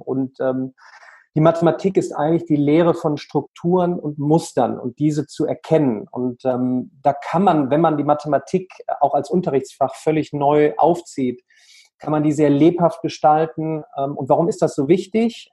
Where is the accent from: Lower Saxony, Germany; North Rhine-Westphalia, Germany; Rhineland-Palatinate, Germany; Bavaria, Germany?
North Rhine-Westphalia, Germany; Remscheid; in der wunderschönen Stadt Remscheid, ja, ähm, Bergische Städtedreieck, Remscheid, Solingen, Wuppertal, aufgewachsen, ähm, immer noch äh, wohnhaft